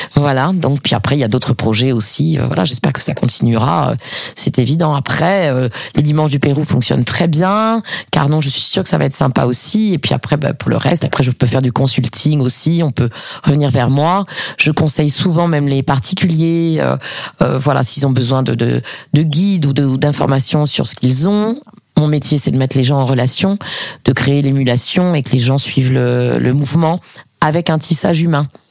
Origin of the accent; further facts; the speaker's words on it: Paris, Île-de-France, France; now in Montpellier, France; j'ai grandi à Paris avec euh, avec ma mère